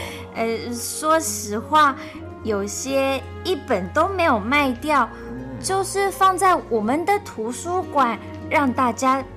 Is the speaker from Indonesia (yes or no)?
yes; Indonesia; now in Taiwan; 嗯，我们有几个从印尼来的人都很喜欢写作，还有人已经出书了呢。